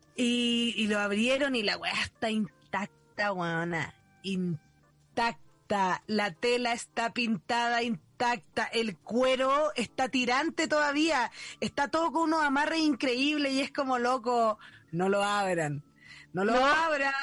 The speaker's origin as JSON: {"language": "Spanish", "country": "Mexico", "moved": "yes", "lives_now": "Chile", "said": "Yo soy mexicana y allá hay muchos alacranes"}